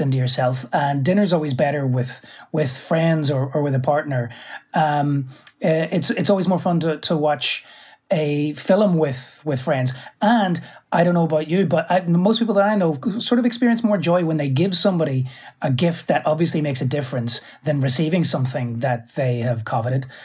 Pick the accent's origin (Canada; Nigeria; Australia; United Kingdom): United Kingdom; Belfast, Northern Ireland; moved away as an adult; also born or lived in New York; I'm from Belfast